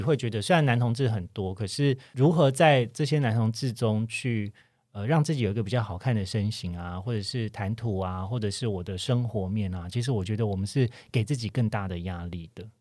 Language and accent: Chinese; Kaohsiung, Taiwan; now in Taipei, Taiwan; 像我就是高雄人，可是我住在台嗯北，也住一段时间